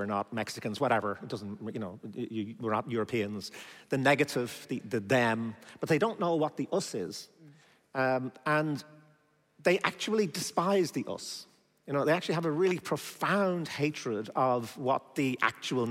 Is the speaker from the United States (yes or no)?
no; Ireland; I'm from Ireland